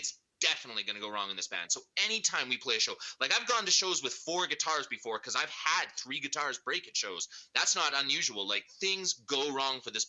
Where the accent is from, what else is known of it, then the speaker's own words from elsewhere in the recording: Alberta, Canada; also born or lived in New Brunswick / England; now in Vancouver, Canada; I was born in New Brunswick, but I mean, I've spent most of my life in Alberta.